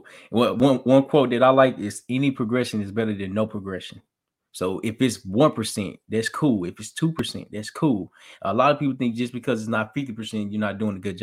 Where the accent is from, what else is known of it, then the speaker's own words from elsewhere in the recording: Arkansas, United States; I'm from Little Arkansas, I was raised by a single mom